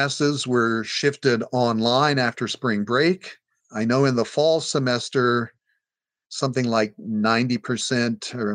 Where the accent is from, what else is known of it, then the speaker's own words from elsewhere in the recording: Hays, Kansas, United States; now in Hawaii, United States; My hometown is Hays, Kansas